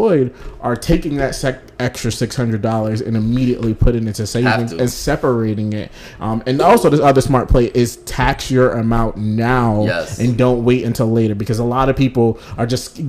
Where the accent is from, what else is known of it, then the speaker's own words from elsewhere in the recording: New York City, New York, United States; growing up in New York City, I was blessed to have like central air in my house